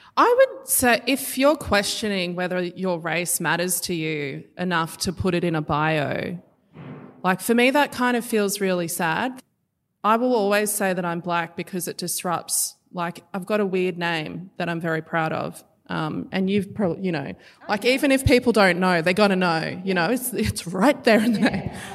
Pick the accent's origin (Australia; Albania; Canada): Australia; being a First Nation. I'm, you know, I'm from here